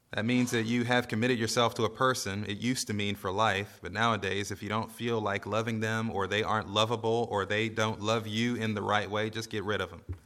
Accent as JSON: {"language": "English", "country": "United States", "said": "as American Christians"}